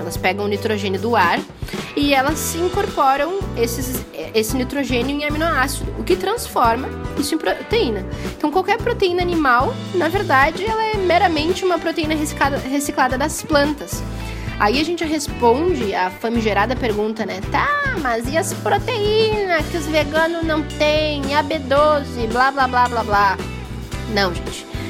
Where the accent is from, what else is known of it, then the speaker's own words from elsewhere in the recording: Curitiba, Paraná, Brazil; eu sou curitibana, mas toda a minha família é do Rio Grande do Sul